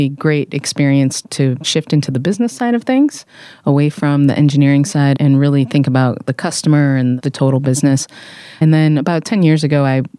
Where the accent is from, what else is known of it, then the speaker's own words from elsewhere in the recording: Michigan, United States; moved away as an adult; also born or lived in Detroit, Michigan / Atlanta, Georgia; now in California, United States; we're both from a very small town in Michigan. So I'm a Midwesterner by upbringing